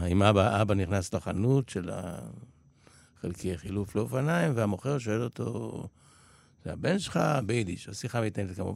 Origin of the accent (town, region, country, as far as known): Israel; born or raised there; also born or lived in Poland